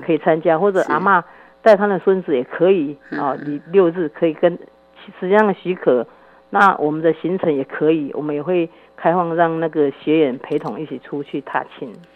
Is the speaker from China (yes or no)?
no; Taiwan; 我们台湾人也很保守